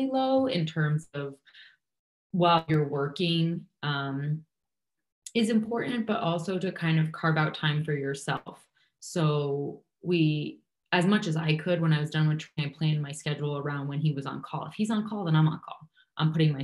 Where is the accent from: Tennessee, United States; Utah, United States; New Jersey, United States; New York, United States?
New York, United States; moved away as an adult; also born or lived in Kansas City, Missouri / Illinois; now in Chicago, United States; I grew up in New York. So my family is still here